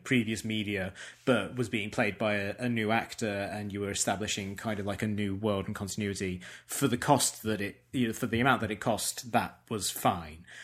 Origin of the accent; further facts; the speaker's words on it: England, United Kingdom; as an English person